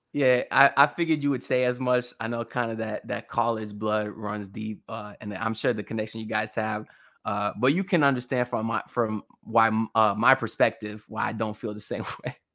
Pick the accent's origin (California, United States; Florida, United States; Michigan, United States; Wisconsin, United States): Florida, United States; Miami; I was born in Miami